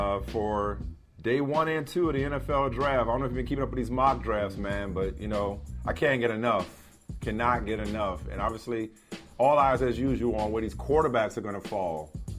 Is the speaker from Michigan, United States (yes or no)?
yes; Detroit, Michigan, United States; I'm from Detroit.